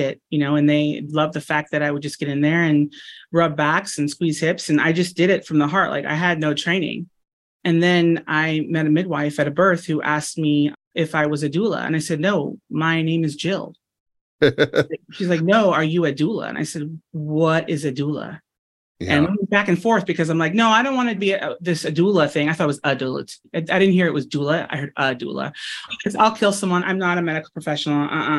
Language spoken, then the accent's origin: English; Los Angeles, California, United States; also born or lived in Simi Valley, California; I am born and raised in and right outside Los Angeles, California.